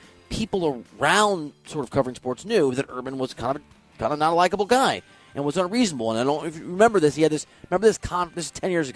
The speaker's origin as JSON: {"language": "English", "region": "Iowa", "country": "United States", "said": "I'm from Iowa"}